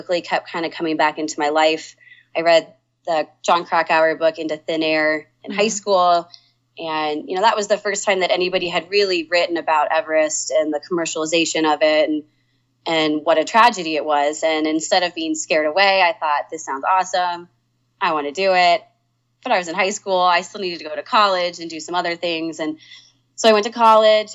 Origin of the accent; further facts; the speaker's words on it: Denver, Colorado, United States; also born or lived in Oklahoma; moved to Denver when I was 5.